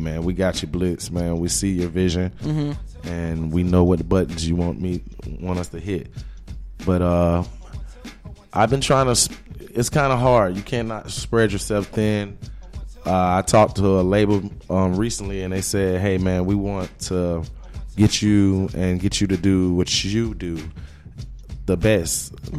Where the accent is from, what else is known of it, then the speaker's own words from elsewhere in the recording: Jacksonville, Florida, United States; moved away as an adult; now in Atlanta, United States; I'm from Jacksonville, Florida. I've been in Atlanta since 2006